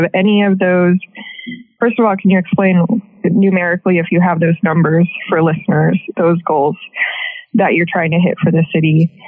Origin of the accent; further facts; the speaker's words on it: Midwest, United States; also born or lived in Cincinnati; I'm also from the Midwest. I moved from Cincinnati in the middle of the first wave, the first lockdown.